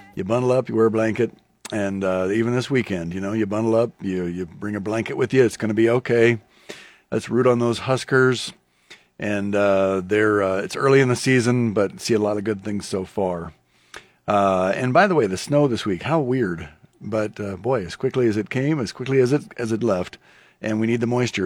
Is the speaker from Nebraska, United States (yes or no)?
yes; Lincoln, Nebraska, United States; I grew up in the Dutch Reformed Church here in, in town